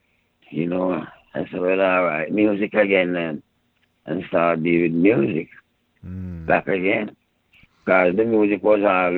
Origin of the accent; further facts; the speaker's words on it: Jamaica; And you see the thing about it, we grew up with Indians in Jamaica, you know.